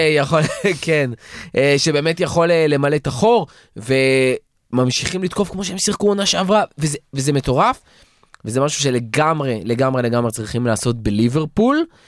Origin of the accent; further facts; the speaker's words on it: Israel; בתור ישראלים